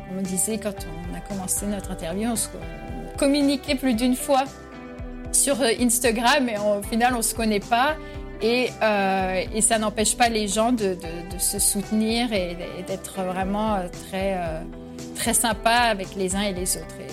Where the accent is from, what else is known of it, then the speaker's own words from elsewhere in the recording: Reims, Grand Est, France; moved away as an adult; also born or lived in Vichy / Vosges / Bordeaux / Madrid; now in Miami, United States; Donc, je suis née à Reims, mais on a vécu à Vichy, dans les Vosges, de retour à Reims. j'ai étudié à Bordeaux.